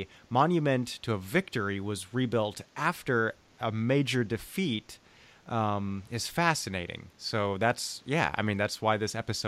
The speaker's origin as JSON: {"language": "English", "town": "Munich", "region": "Bavaria", "country": "Germany", "tie": "born or raised there", "said": "Ich bin Bayer. Sure. I grew up in Munich, all right? From the ages of 4 to 19, I lived there off and on, altogether 10 years."}